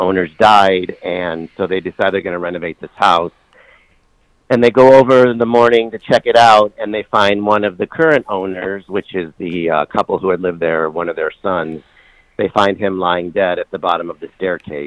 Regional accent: Michigan, United States; moved away as an adult; also born or lived in New York; We're both from Michigan

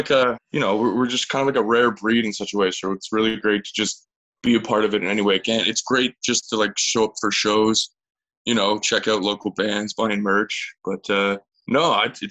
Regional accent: Grimsby, Ontario, Canada; also born or lived in Thunder Bay; now in St. Catharines, Canada; I grew up just down the road in Grimsby. So I'm a Niagara boy, but like, yeah, I grew up in Grimsby.

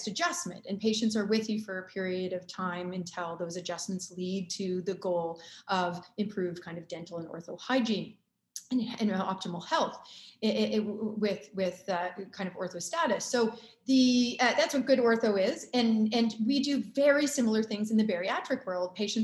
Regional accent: Canada; also born or lived in Chicago, United States / Durham, United States; I'm from Canada

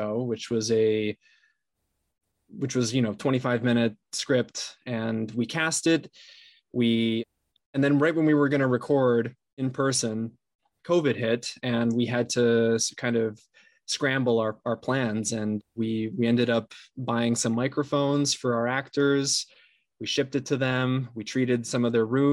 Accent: São Paulo, Brazil; moved away as an adult; now in Los Angeles, United States; I'm based in LA right now, but I'm originally from Sao Paulo, Brazil. I was born and raised there and then moved up here to the US for college in 2009

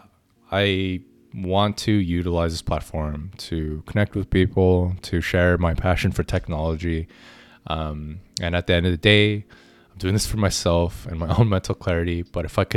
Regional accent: Orange County, Southern California, United States; I grew up in Southern California, Orange County

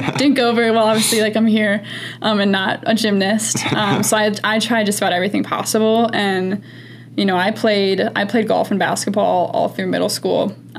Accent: St. Charles, Illinois, United States; I do tell people I'm from Chicago. I mean, when they last ask, like, oh, we're in Chicago, and I'm like, St. Charles, they're like, yeah, I don't know where that is.

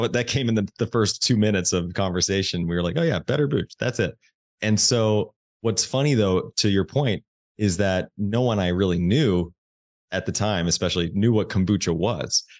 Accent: Indiana, United States; I grew up in Indiana. I grew up in the Midwest.

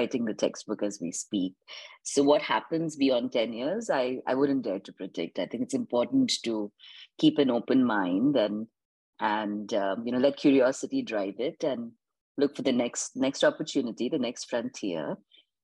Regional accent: Indore, Madhya Pradesh, India; moved away as an adult; also born or lived in East Coast, United States; now in California, United States; I grew up in a village outside Indore called Manglia on a farm

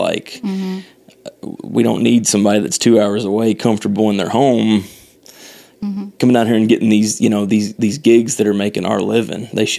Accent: Owensboro, Kentucky, United States; he actually asked me to change my website to where my hometown was to Nashville so that he could do this. And I was like, no, I absolutely not.

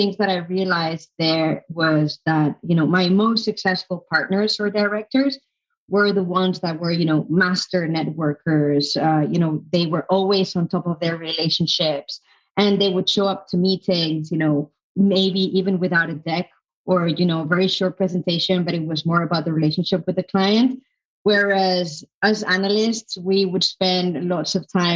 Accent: Madrid, Community of Madrid, Spain; moved away as an adult; also born or lived in London; I'm from Madrid, by the way, from Spain, Madrid

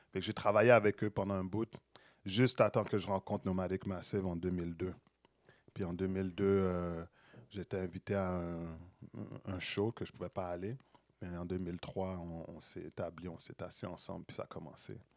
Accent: Montreal, Quebec, Canada; J'ai grandi à Saint-Michel

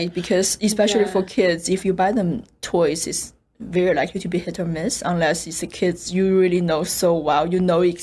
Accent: Chengdu, Sichuan, China; moved away; I'm from Chengdu

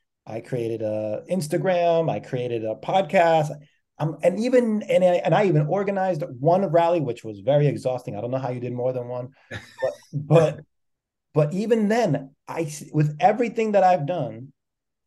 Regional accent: New York, United States; I'm from New York

